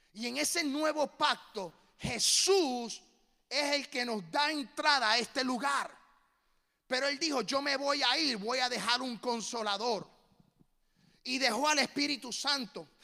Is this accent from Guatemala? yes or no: no; Puerto Rico; now in Tennessee, United States; Como puertorriqueño.